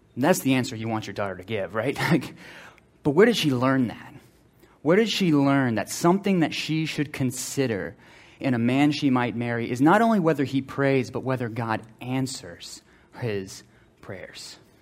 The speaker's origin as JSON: {"language": "English", "town": "Slidell", "region": "Louisiana", "country": "United States", "tie": "born or raised there", "said": "we grew up in Slidell"}